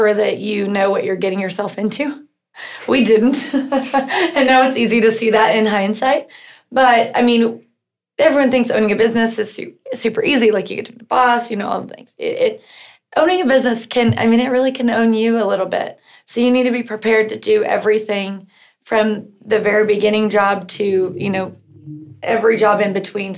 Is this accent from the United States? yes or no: yes; Norman, Oklahoma, United States; I grew up here in Norman and just had a pretty normal life